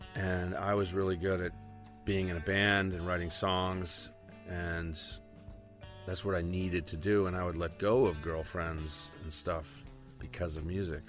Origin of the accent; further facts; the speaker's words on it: Rockport, Massachusetts, United States; my hometown, which is uh, called Rockport, Mass